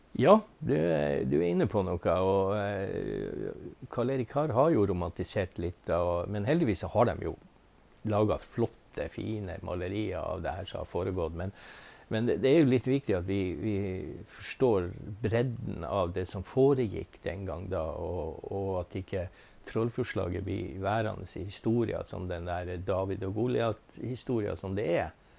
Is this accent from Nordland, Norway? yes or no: yes; Beisfjord, Nordland, Norway; also born or lived in Tysfjord; now in Ballangen, Norway; Født og oppvokst i Beisfjorden